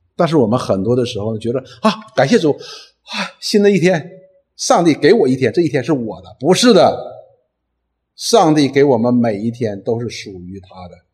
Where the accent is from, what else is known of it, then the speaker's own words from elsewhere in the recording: Northeast China, China; accent: Northeastern (Dongbei) dialect; 用我们东北话讲